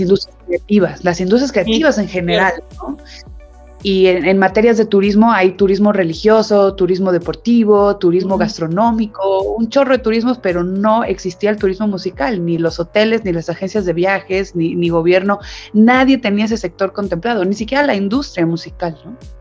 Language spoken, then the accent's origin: Spanish; Mexico; somos los mexicanos